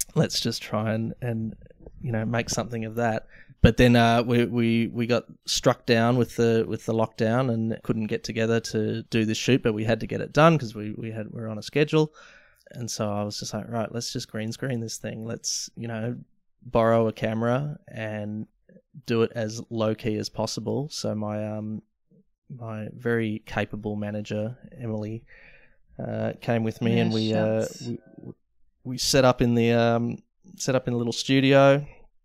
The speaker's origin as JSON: {"language": "English", "town": "Melbourne", "region": "Victoria", "country": "Australia", "tie": "born or raised there", "said": "Sort of the leafy southeast in Melbourne, Caulfield Way"}